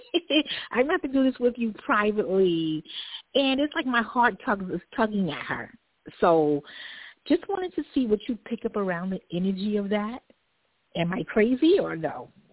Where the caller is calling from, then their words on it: Long Island, New York, United States; I'm calling from Long Island.